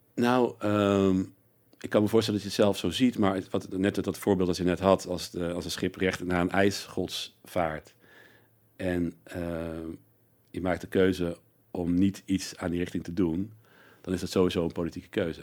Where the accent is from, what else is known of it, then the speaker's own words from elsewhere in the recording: North Brabant, Netherlands; ik kom uit Brabant eh, eh, ook. En dus ik zag al vanaf jongs af aan eh, carnaval.